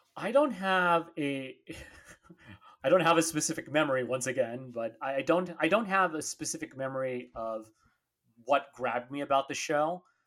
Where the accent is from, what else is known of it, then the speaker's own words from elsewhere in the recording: San Diego, California, United States; I grew up here down in San Diego